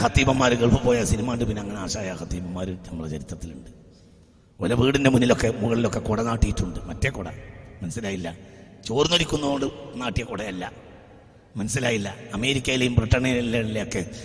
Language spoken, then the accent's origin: Malayalam; Nilambur, Kerala, India; ഞങ്ങൾ നിലമ്പൂർക്കാരാണ്